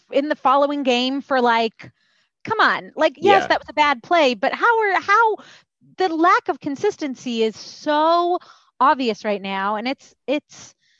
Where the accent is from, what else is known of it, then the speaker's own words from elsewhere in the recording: Toronto, Ontario, Canada; moved away as an adult; now in United States; I used to go to Buffalo to shop, Walden Galleria. If anyone in Buffalo is listening, I used to go to Walden Galleria for my back to school shopping from Toronto.